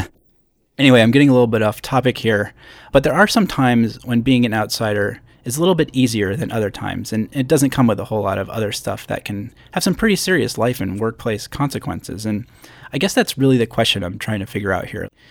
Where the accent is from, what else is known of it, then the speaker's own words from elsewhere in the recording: Schenectady, New York, United States; So I grew up in upstate New York, not near the Canadian border, but actually a small city called Schenectady.